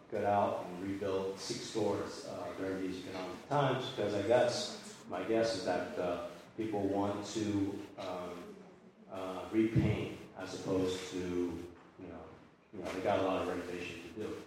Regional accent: Argentina; I'm Catholic. My daughter's Catholic. I'm from Argentina, and uh, I just I had to do something with it.

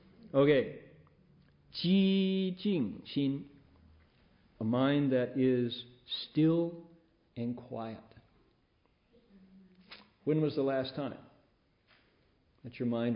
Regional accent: Toledo, Ohio, United States; moved away; also born or lived in California; I was in the part of Ohio that has a big, big lake connected to it, Lake Erie, Toledo

